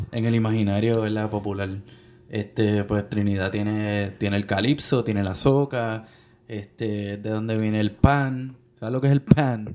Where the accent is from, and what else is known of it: Puerto Rico; born or raised there